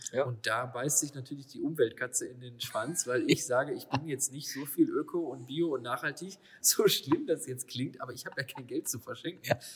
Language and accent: German; Lower Rhine area, North Rhine-Westphalia, Germany; wir kommen ja beide hier aus der Niederrhein-Ecke